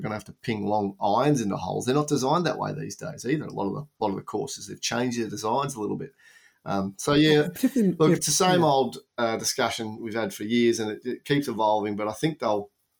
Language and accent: English; Australia; you were told as an Australian, go to Europe first